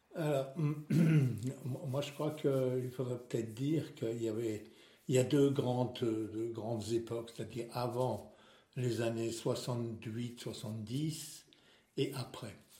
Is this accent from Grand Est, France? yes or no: yes; Benfeld, Grand Est, France; first language Alsatian and German; French is a second language; moved away as an adult; also born or lived in Erstein / Strasbourg / Metz / Amiens; je suis né à Irstein et j'ai habité pendant très longtemps à Benfeld